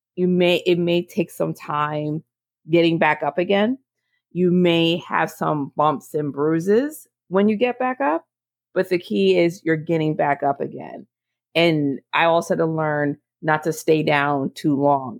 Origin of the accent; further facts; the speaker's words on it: Monmouth County, New Jersey, United States; my hometown in Monmouth County, New Jersey.